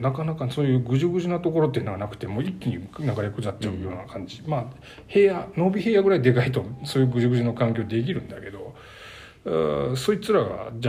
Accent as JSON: {"language": "Japanese", "region": "Gifu", "country": "Japan", "said": "はい、岐阜出身だよ"}